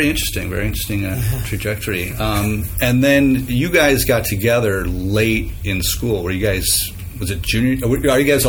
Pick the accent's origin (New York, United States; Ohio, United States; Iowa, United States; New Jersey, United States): New York, United States; Cortland; I'm from Cortland.